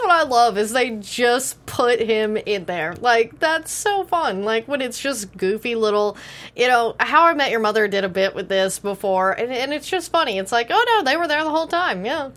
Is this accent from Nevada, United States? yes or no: no; Texas, United States; I grew up in Texas